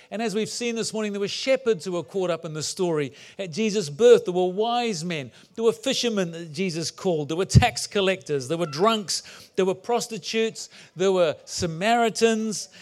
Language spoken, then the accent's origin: English; New Zealand; also born or lived in England; I was born in England and lived there till I was nine, then moved to New Zealand